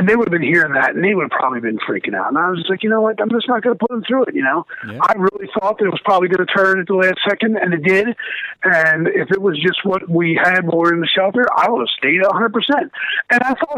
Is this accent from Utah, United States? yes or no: no; Baltimore, Maryland, United States; now in Florida, United States; we grew up in Baltimore, Maryland. So you know, that's a lot different than Florida